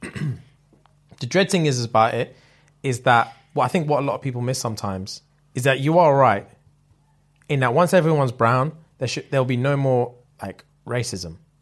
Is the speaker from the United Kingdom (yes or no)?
yes; United Kingdom